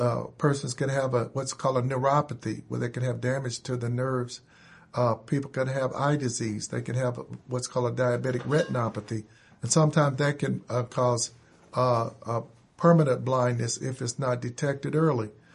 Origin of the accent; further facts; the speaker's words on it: Indianapolis, Indiana, United States; I grew up here in Indianapolis, went to public school forty-five, uh, went to Short Ridge Junior High and high school